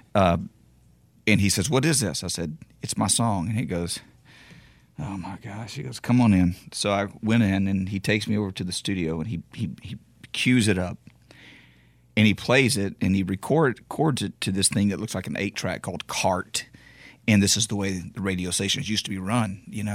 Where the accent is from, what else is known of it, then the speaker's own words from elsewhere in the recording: Beaumont, Texas, United States; my hometown of, of Beaumont